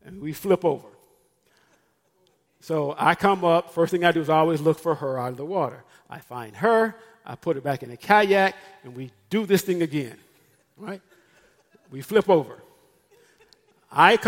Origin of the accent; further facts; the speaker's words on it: Memphis, Tennessee, United States; I'm from Memphis, Tennessee